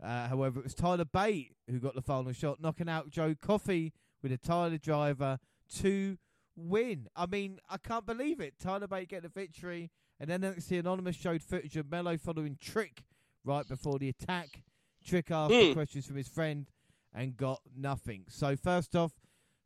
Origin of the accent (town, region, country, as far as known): Scotland, United Kingdom; accent: Scottish